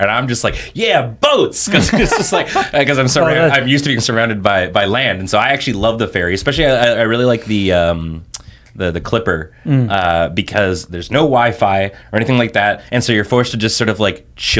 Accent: Edmonton, Alberta, Canada; I think the biggest change has been like, so I come from Edmonton, Alberta. And Edmonton is a very sprawling city.

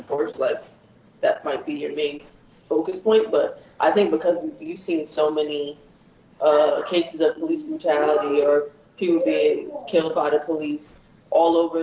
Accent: Minneapolis, Minnesota, United States; I grew up in South Minneapolis

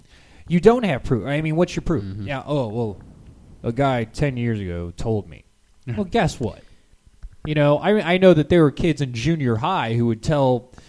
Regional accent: Liverpool, North West England, United Kingdom; I'm from Liverpool.

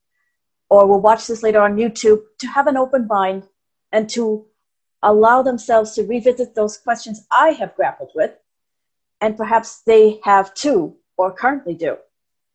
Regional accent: United States; I was born in America to two Indian immigrants

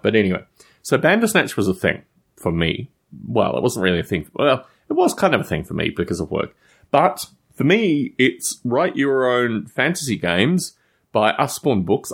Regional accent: Australia; I was growing up in Australia at the time.

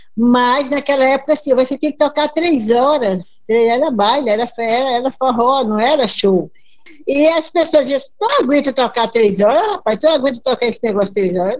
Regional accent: Northeast Region, Brazil; Sou sertaneja, nordestina.

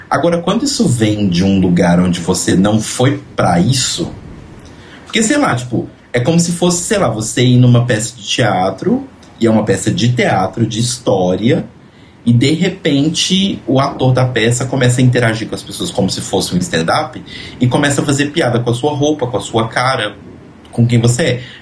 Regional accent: Belo Horizonte, Minas Gerais, Brazil; Afinal, sou de Belo Horizonte, sempre sozinha.

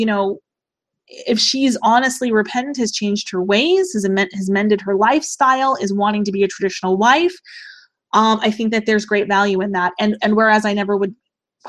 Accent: United States; I absolutely love being an American

